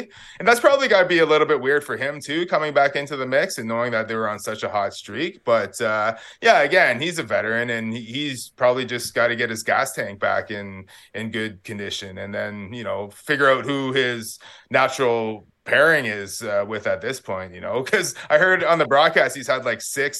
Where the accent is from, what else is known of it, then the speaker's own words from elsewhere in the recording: Parry Sound, Ontario, Canada; moved away as an adult; also born or lived in Toronto; now in Sudbury, Canada; We're from Wasoxing First Nation, which is near Parry Sound. And, you know, interestingly enough, like when I was growing up in the 80s, we didn't have any hydro or running water in our house